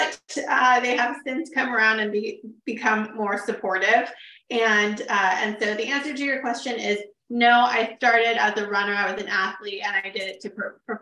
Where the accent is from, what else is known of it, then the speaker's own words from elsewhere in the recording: Sacramento, California, United States; also born or lived in Woodland, California; I am from Sacramento, born and raised